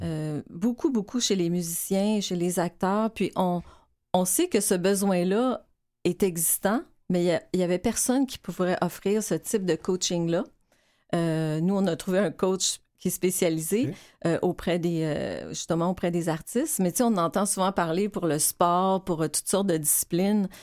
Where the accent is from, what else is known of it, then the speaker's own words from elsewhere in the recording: Quebec, Canada; on est québécois.